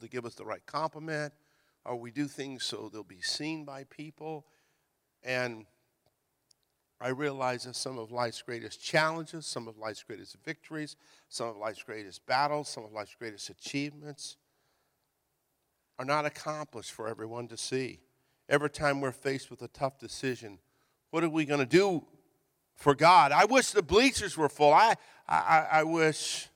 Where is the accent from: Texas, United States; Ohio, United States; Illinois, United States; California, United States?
California, United States; Hayward; also born or lived in Virginia; We moved from Virginia to California, and we lived in Hayward